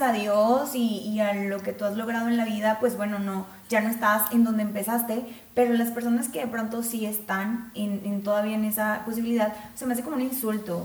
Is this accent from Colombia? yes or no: no; Mexico; somos mexicanos